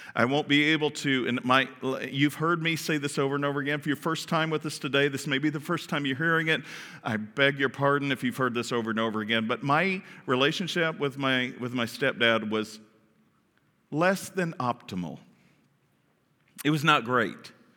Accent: Kentucky, United States; I grew up in Kentucky, and, and there was a lot of twang going on around there

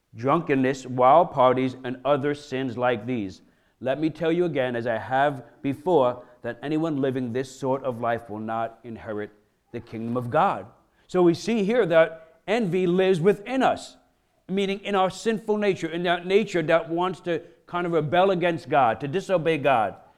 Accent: Brooklyn, New York, United States; I'm a kid from Brooklyn, you know, grew up in, in, in low-income areas

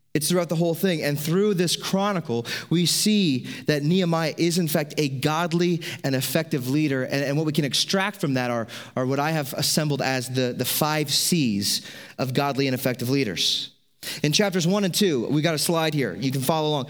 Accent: United States; As an American, As people who are American citizens

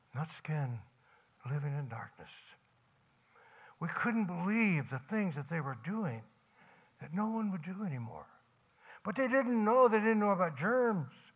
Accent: Tennessee, United States; I was from Tennessee

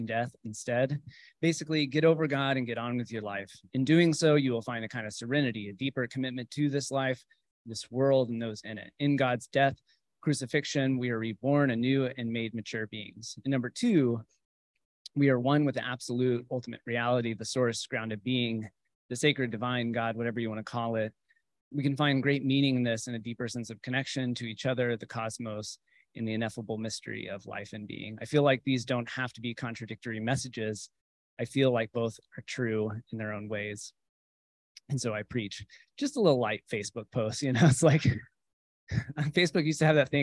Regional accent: Texas, United States; I grew up in cultural Christianity, conventional Christianity, as you would imagine someone growing up in Texas

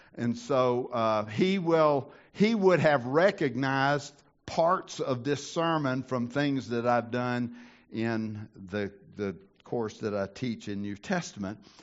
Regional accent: the South, United States; I grew up in the South.

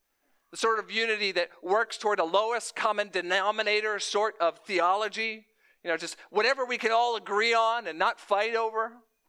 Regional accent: Florida, United States; moved away; I'm a transplant from South Florida to the Midwest.

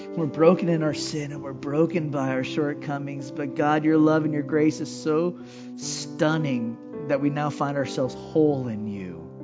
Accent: Hawaii, United States; I'm from Hawaii

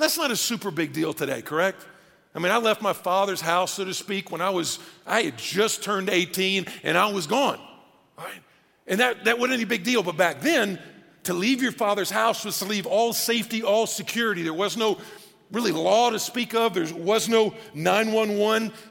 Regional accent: Atlanta, Georgia, United States; moved away; also born or lived in Virginia; I was born in Atlanta, had lived in Virginia

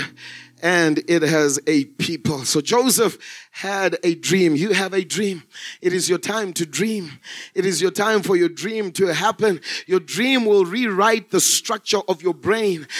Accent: Zimbabwe; moved away as an adult; now in South Africa; I was born and bred in Zimbabwe. I grew up in Zimbabwe until 2005 when I came to South Africa as a missionary

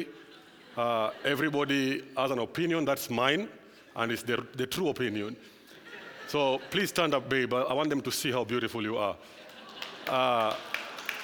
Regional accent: Kenya; I'm from Kenya.

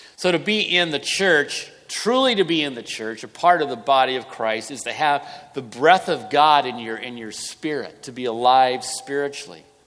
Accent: Southern California, United States; moved away as an adult; now in Santa Rosa, United States; I grew up in Southern California

